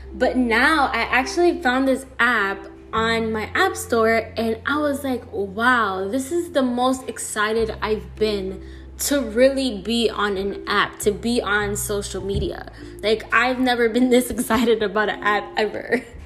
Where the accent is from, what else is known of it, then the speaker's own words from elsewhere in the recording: New York City, New York, United States; also born or lived in Florida, United States; now in New Jersey, United States; I was born in New York City, half raised there, half raised in Florida